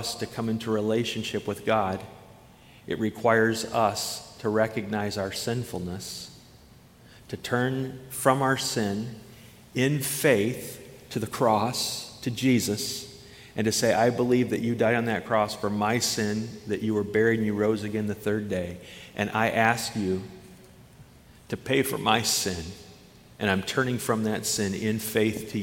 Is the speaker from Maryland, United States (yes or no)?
no; Iowa, United States; moved away as an adult; now in Wisconsin, United States; I moved from Iowa, where the highest point in Iowa was an overpass on a highway, you know. And I've had the privilege of traveling this beautiful state of Wisconsin. And I've lived 25 years in Iowa, 26 years in Wisconsin